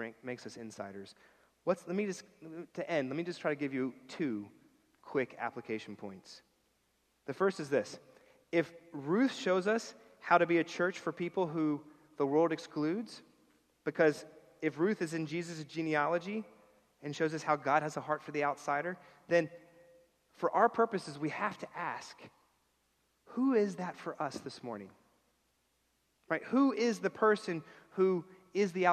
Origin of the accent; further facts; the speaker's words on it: New York City, New York, United States; as a New Yorker